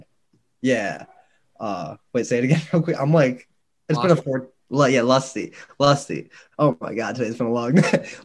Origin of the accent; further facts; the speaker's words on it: Brighton, New York, United States; I grew up in Brighton.